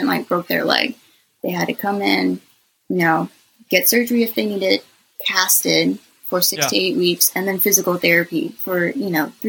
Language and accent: English; Los Angeles, California, United States; now in Georgia, United States; I was born in California, in Los Angeles, and all my family's over there